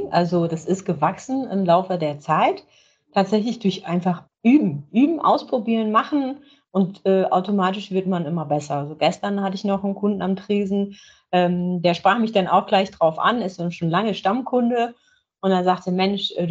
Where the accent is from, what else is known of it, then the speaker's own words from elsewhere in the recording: Leer, Lower Saxony, Germany; Ich bin ein Nordlicht, genau. Es ist, ähm, ich komme aus Leer, das ist in, in, aus Friesland, hier direkt an der Nordseeküste.